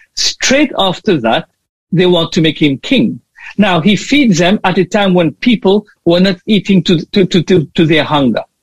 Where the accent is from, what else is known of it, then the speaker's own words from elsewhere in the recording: Mauritius; now in Australia; I am from Mauritius